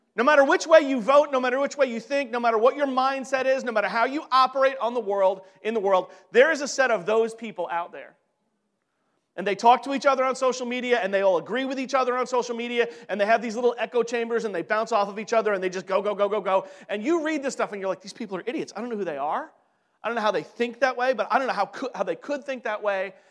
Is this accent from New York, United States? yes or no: yes; New York, United States; I'm from New York